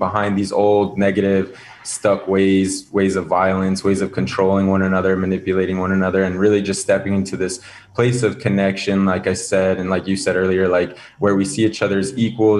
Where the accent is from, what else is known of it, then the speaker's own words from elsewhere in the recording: Zuni, New Mexico, United States; also born or lived in Southern Africa; I grew up on the Zuni Pueblo, which was a super rich upbringing in youth